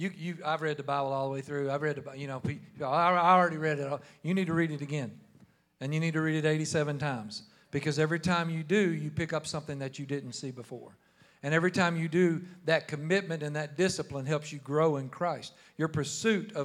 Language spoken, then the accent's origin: English; New Jersey, United States; moved away; I'm from New Jersey. I don't even talk like you guys.